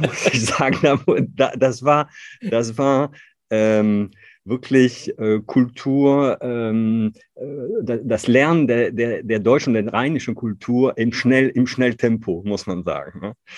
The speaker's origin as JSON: {"language": "German", "region": "northern France", "country": "France", "tie": "born or raised there", "accent": "Ch'ti", "second_language": "German", "moved": "as an adult", "lives_now": "Cologne, Germany", "said": "ich bin Franzose, ich bin gebürtiger Franzose, ich bin aufgewachsen in einer ganz kleinen Stadt in Nordfrankreich"}